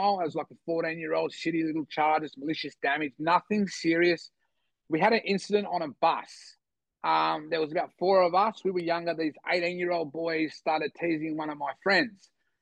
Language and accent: English; Sydney, New South Wales, Australia; also born or lived in Bogota, Colombia; I grew up in the Eastern Beaches, the city Woolloomooloo was never very far away